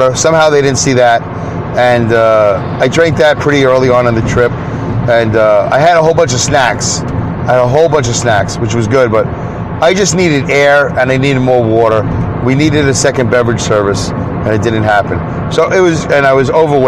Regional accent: Brooklyn, New York, United States; accent: Brooklyn; growing up in Brooklyn

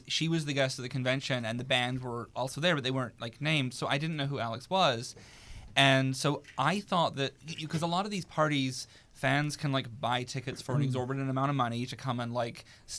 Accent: New Zealand; And I was like, I'm from New Zealand. I can't go home.

